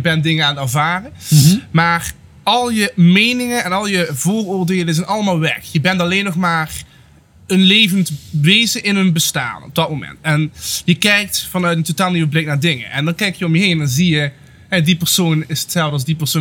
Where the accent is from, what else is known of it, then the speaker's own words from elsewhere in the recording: Netherlands; met waar ik ben geboren. Eh, zelfs binnen Nederland